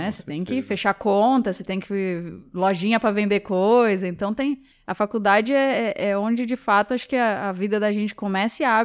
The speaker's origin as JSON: {"language": "Portuguese", "region": "São Paulo", "country": "Brazil", "said": "Eu, eu, sou do interior de São Paulo, então muda para São Paulo"}